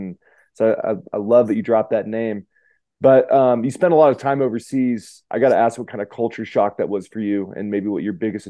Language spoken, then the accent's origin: English; Reno, Nevada, United States; I'm from Reno